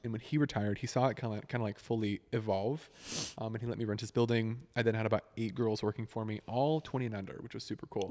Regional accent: Northwest Arkansas, United States; moved away as an adult; now in Nashville, United States; I was born and raised in Northwest Arkansas, just about an hour east of, like, Fayetteville, Rogers, Bentonville

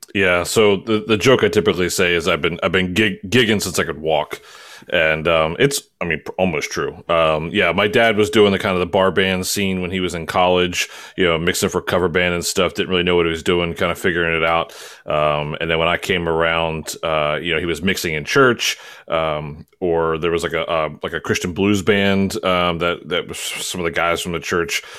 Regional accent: Baltimore, Maryland, United States; I'm originally from Maryland

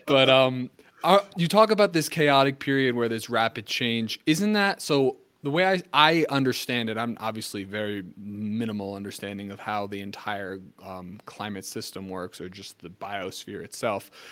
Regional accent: New Jersey, United States; I'm from New Jersey. So I mean, I, I, lived I lived through I mean, I lived through Sandy

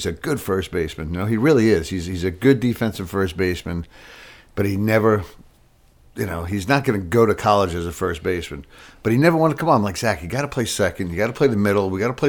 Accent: New York, United States; now in Charlotte, United States; I'm originally from New York

